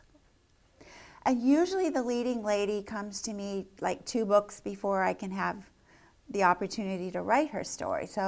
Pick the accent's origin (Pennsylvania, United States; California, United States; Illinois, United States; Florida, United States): Pennsylvania, United States; Lancaster County; growing up in Lancaster County